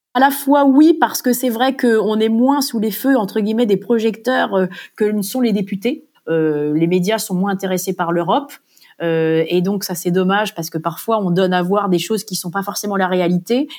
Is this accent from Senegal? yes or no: no; Normandy, France; moved away as an adult; also born or lived in Bristol, United Kingdom / Brussels, Belgium; Je suis originaire de la Normandie